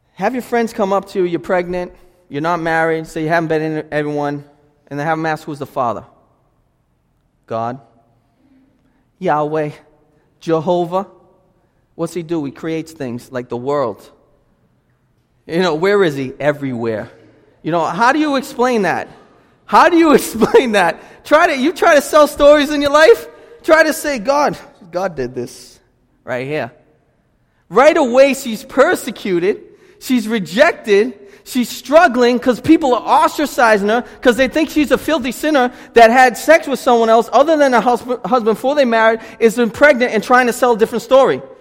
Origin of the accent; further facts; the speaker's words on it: Lynn, Massachusetts, United States; also born or lived in Boston; I'm from Lynn